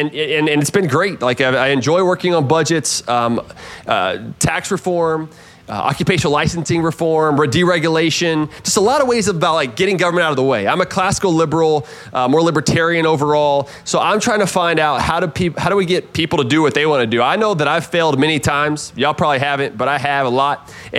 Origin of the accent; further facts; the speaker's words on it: South Houston, Texas, United States; growing up in South Houston, Texas, to my parents getting divorced when I was young, single mom, kind of low income, poverty, really